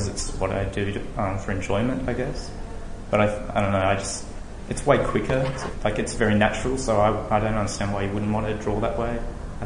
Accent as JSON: {"language": "English", "region": "Tasmania", "country": "Australia", "tie": "born or raised there", "moved": "yes", "lives_now": "Melbourne, Australia", "said": "I live in Melbourne. I grew up in Tasmania"}